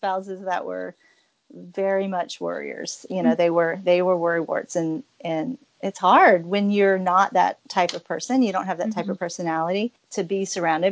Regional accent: Louisiana, United States; moved away as an adult; also born or lived in Oak Harbor, Washington; now in Pensacola, United States; I grew up in Louisiana

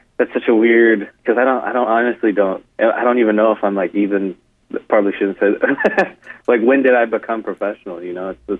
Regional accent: San Francisco Bay Area, California, United States; I grew up in the Bay Area.

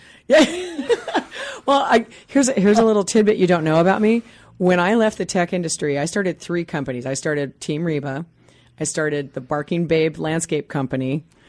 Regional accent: Midwest, United States; now in Seattle, United States; I grew up in the Midwest on a three-quarter acre lot

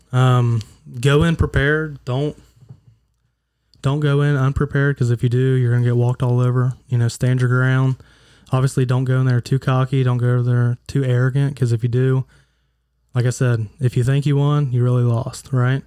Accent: Huntington, United States; I am from Huntington

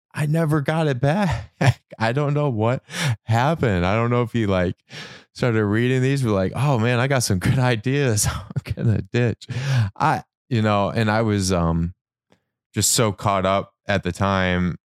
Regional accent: Michigan, United States; moved away; I grew up in Michigan

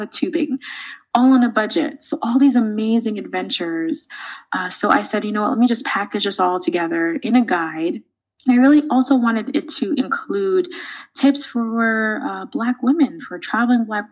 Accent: New York City, New York, United States; I grew up in the Bronx in New York City

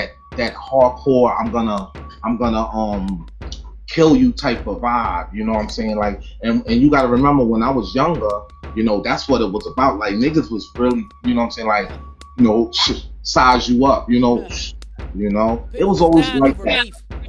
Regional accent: Brooklyn, New York, United States; moved away; also born or lived in Long Island / Baltimore, Maryland / Orlando, Florida; growing up in Brooklyn

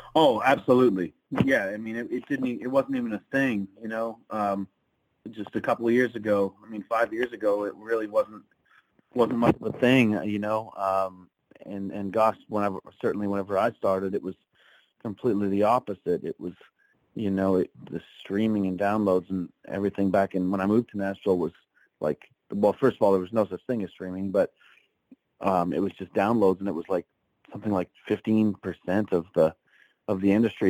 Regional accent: Pembroke, Ontario, Canada; moved away as an adult; now in Tennessee, United States; I do a charity fundraiser in my hometown of Pembroke, Ontario.

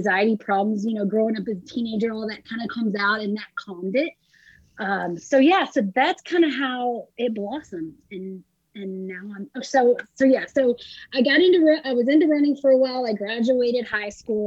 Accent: Franklin, Texas, United States; moved away as an adult; also born or lived in San Antonio, Texas; I was born and raised in Texas, lived there till I was 26.

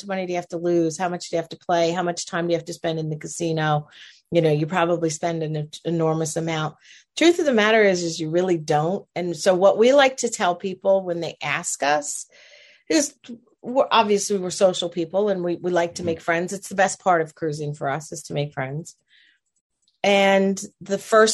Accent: New Jersey, United States; moved away as an adult; I grew up in New Jersey, lived in New Jersey for 47 years of my life

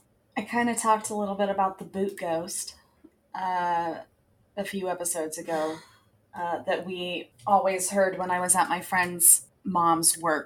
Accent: Santa Fe, New Mexico, United States; So when I grew up on the Pecos River in Santa Fe.

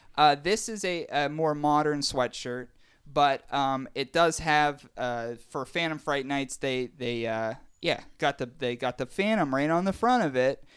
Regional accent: Pittsburgh, Pennsylvania, United States; we're from Pittsburgh and we love the Steelers

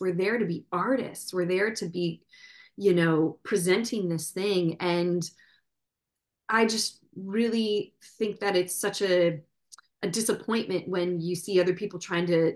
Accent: Midwest, United States; moved away; also born or lived in New York City; I'm from the Midwest

